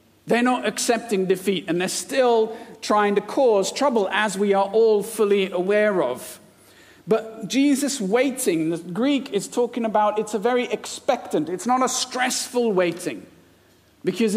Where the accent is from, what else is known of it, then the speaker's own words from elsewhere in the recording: India; now in United Kingdom; I was born and brought up in India, and I was an Indian citizen.